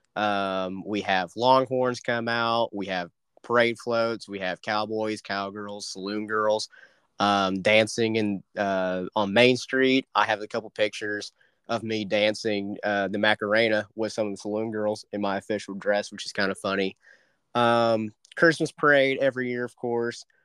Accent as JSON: {"language": "English", "town": "Dewey", "region": "Oklahoma", "country": "United States", "tie": "born or raised there", "said": "my hometown of Dewey, America, um, is not that special, I guess you could say. Um, Bartlesville, Oklahoma, is literally just five minutes south of us"}